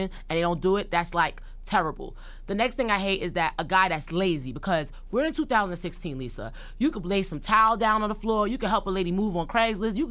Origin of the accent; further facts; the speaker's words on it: New York City, New York, United States; I'm from East New York.